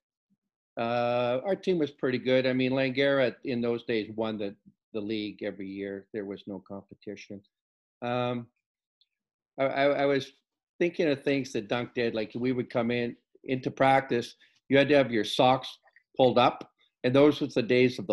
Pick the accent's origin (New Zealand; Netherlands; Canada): Canada; Prince Rupert, British Columbia; I grew up in Prince Rupert